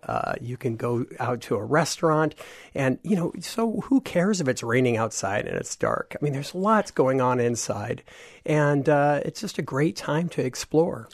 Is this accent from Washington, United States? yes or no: yes; Washington, United States; I'm from Washington State